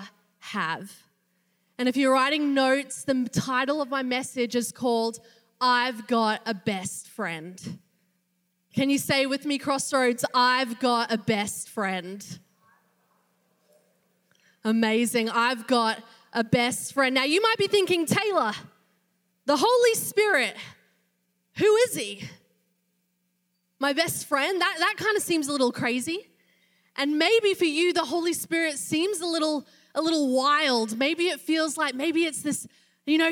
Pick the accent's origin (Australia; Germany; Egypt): Australia; moved away as an adult; I'm not from around here. I am from Australia.